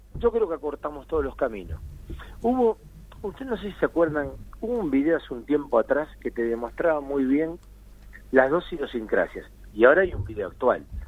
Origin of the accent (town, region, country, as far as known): Argentina